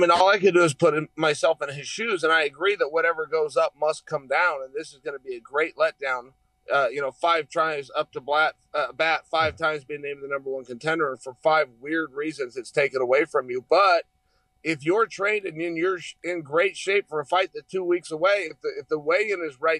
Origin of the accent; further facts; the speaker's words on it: West Linn, Oregon, United States; West Lynn, Oregon.